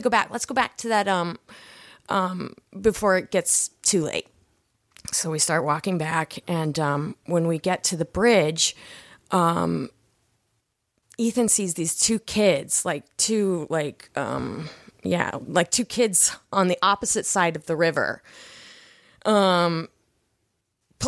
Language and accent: English; Seattle, Washington, United States; also born or lived in Chicago / Issaquah, Washington; I'm from Seattle